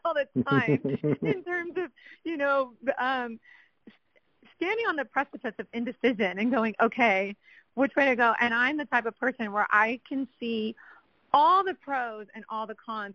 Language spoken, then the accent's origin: English; San Antonio, Texas, United States; now in Austin, United States; I'm originally from San Antonio